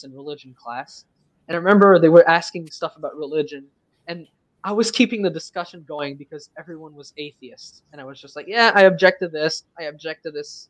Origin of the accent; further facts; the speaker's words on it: Canada; first language French; English is a second language; I'm Canadian, so I'm not totally American